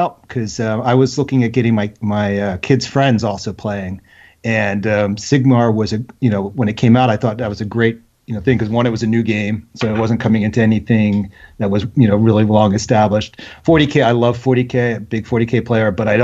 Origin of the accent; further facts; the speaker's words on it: Philadelphia, Pennsylvania, United States; now in Washington, D.C. area, United States; We're originally from the Philadelphia area, so it's always the Philadelphia sports teams